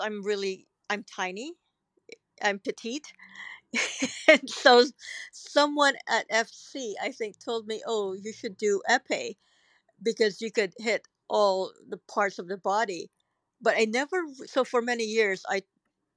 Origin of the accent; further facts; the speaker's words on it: Philippines; moved away as an adult; also born or lived in Hong Kong / Singapore / New York / Cairo; now in New Zealand; growing up in the Philippines